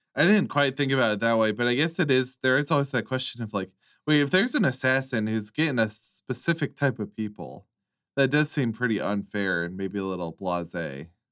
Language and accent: English; United States; an American